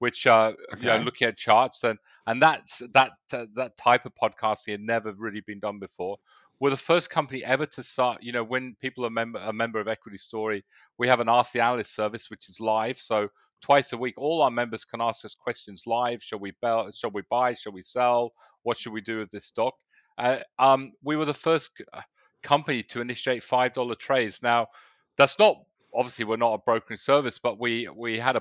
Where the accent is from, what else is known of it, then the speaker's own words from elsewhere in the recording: England, United Kingdom; moved away as an adult; also born or lived in south of Spain; now in Australia; I was born in England. I went to university, but then a lot of my business life started in the south of Spain